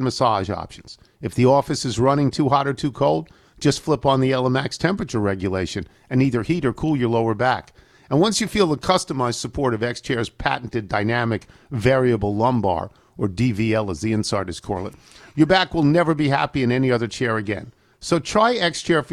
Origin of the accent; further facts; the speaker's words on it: New York, United States; I grew up in New York State and went to school in upstate New York.